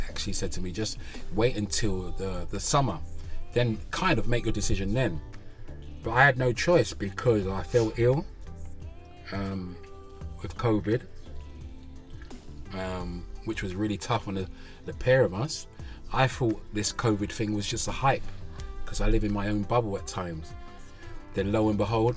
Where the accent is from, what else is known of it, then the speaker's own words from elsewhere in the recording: Amsterdam, North Holland, Netherlands; now in Sweden; I grew up in Amsterdam as a young kid